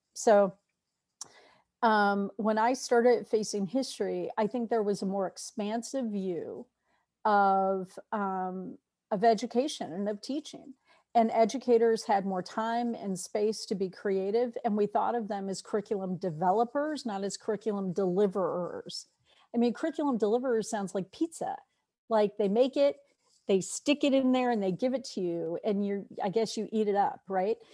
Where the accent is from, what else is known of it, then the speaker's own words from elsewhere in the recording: New York, United States; I'm a New Yorker